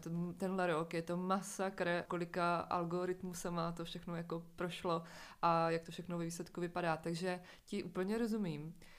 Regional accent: near Uherské Hradiště, Moravian Slovakia, Zlín Region, Czechia; já jsem ze Slovácka, uh, jsem od Horského hradiště.

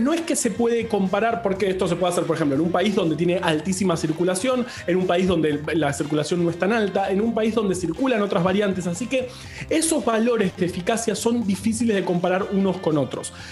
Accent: Argentina

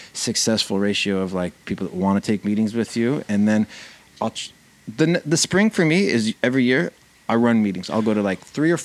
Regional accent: Southern California, United States; moved away as an adult; also born or lived in New York; I grew up in California, in Southern California. Yeah. Until I was 18, but then since then I never lived in California.

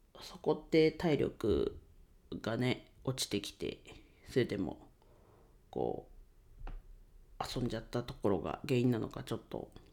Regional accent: Ninohe, Iwate, Japan; 地元岩手県二戸市でレンタルスペースを使って遊び場を提供しています。

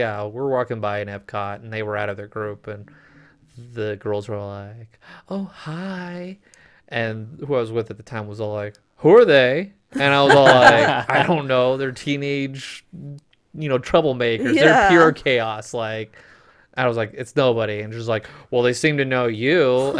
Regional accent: Phoenix, Arizona, United States; moved away; and I'm from Phoenix.

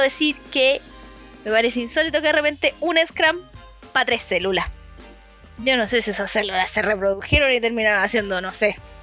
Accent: Chile; aquí en Chile estamos

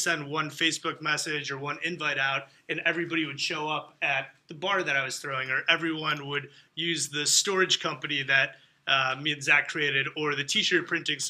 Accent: Glenview, Illinois, United States; I'm from Indian Ridge. I went to Glenbrook South

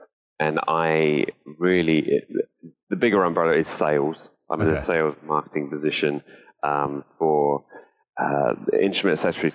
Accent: Salisbury, South West England, United Kingdom; I lived like maybe 500 yards away from the hospital where I was born. But growing up in Salisbury

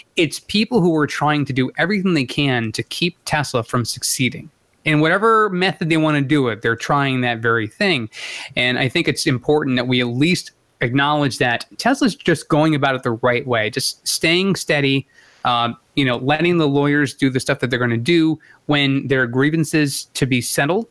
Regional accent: United States; as an American

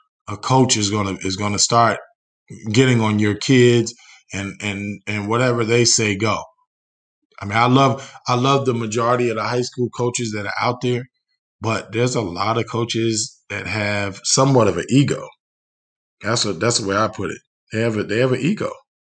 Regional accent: New Jersey, United States; now in Indiana, United States; I'm from New Jersey

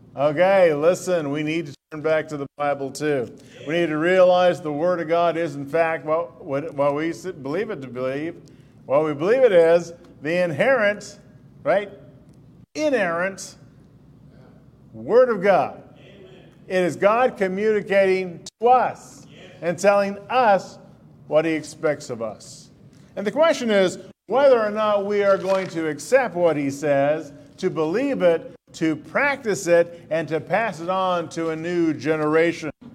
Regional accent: United States; I didn't choose to be in America. I was born as a result of my parents. They were here, and they were citizens.

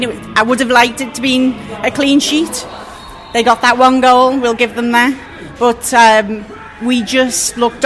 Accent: Liverpool, North West England, United Kingdom; now in New Jersey, United States; I'm from Liverpool, live in New Jersey.

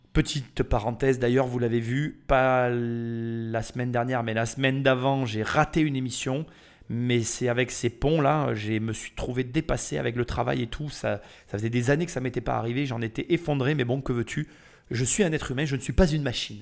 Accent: France; depuis que je suis né en France

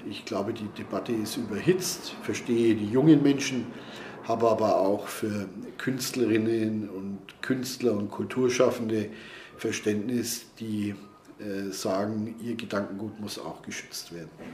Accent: Nuremberg, Bavaria, Germany; als Nürnberger

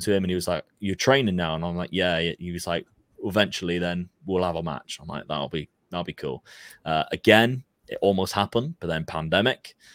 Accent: Plymouth, South West England, United Kingdom; we're from Plymouth

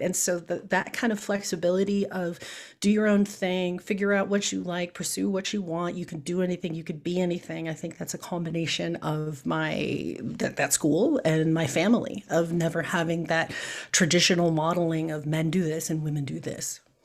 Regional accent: Chicago, Illinois, United States; moved away; I was born and raised in Chicago

